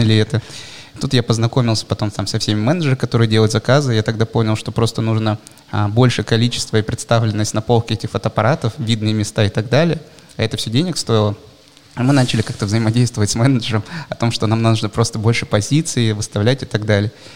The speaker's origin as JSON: {"language": "Russian", "town": "Bratsk", "region": "Irkutsk Oblast", "country": "Russia", "tie": "born or raised there", "also_born_or_lived": "Moscow", "moved": "yes", "said": "Я все детство прожил в Иркутской области. Есть такой э, город Братск."}